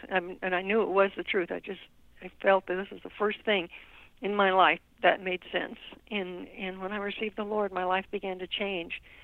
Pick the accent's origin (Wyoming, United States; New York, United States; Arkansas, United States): Wyoming, United States; also born or lived in Nebraska; I was born in Nebraska, um, but I grew up in Wyoming um, because it was just over the border there.